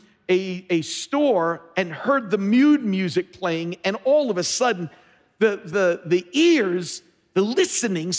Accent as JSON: {"language": "English", "town": "New York City", "region": "New York", "country": "United States", "tie": "born or raised there", "said": "my inner New York, where I grew up here in New York City"}